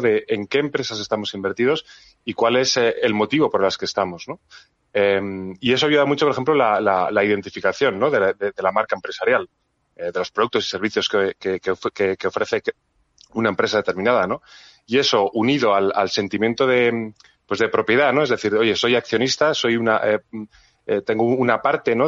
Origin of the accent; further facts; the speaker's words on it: Spain; somos españoles, sino que también somos, somos europeos